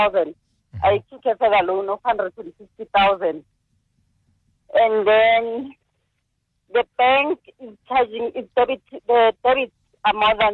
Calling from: KwaZulu-Natal, South Africa; I'm calling from Midlands.

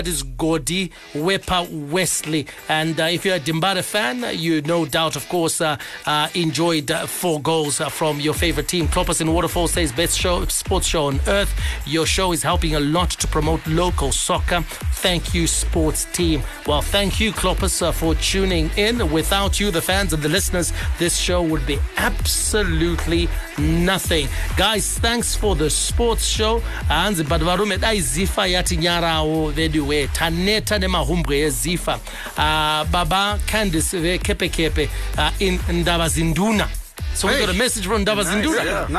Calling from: New Marimba, Zimbabwe; Hi, ZFM sports team. … from New Marimba.

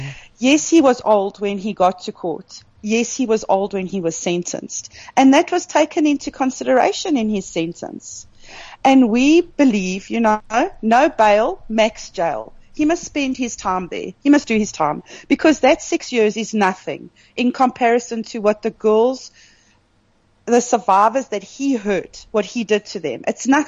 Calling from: Kimberley, Northern Cape, South Africa; I'm in Kimberley.

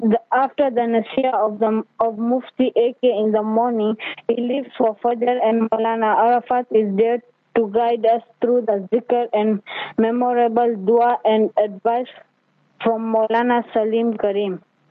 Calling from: Kenya; I'm tuning from Kenya in a small town on the slopes of Mount Kenya.

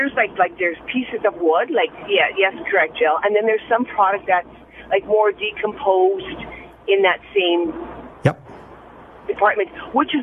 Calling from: Saskatoon, Saskatchewan, Canada; From Saskatoon.

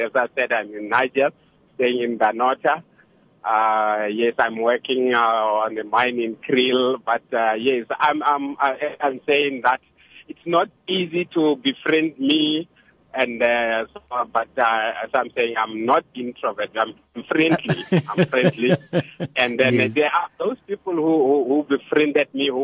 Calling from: Nigel, Gauteng, South Africa; I'm calling from Nigel

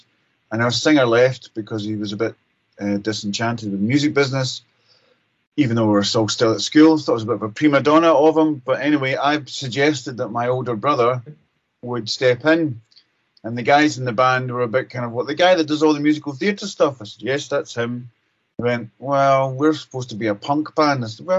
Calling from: Glasgow, Scotland, United Kingdom; But I'm coming from Pat and I's own studio in Glasgow, in Scotland, in the UK.

